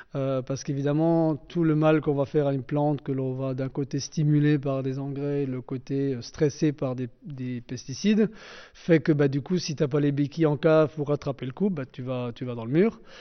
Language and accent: French; Alsace, France; on est combien d'Alsaciens